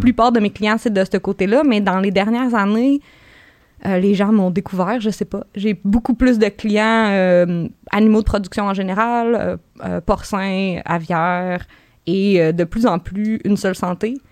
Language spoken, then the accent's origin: French; Gaspésie, Quebec, Canada; je viens de la Gaspésie, mais je viens pas d'une ferme